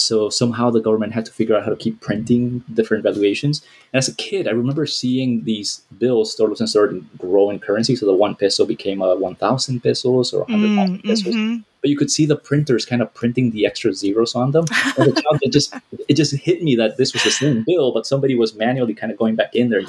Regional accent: Miami, Florida, United States; I came to this country when I was 9 years old, undocumented, to the Tijuana border. And I grew up in Miami, where I went to school

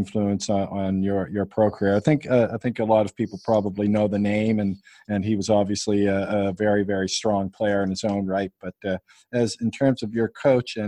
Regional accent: Halifax, Nova Scotia, Canada; I'm from Halifax

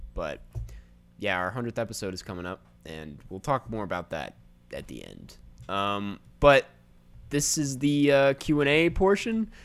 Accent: Saint Paul, Minnesota, United States; I'm from Saint Paul

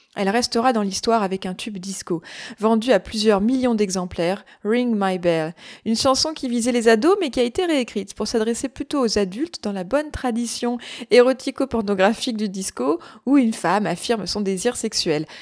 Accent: France; Chez nous, en France

